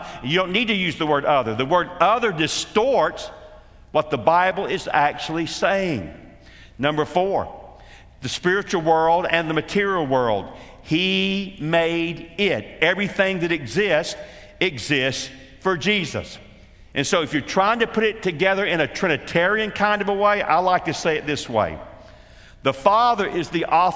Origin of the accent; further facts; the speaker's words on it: Atlanta, Georgia, United States; as a little boy in a church growing up in Atlanta, Georgia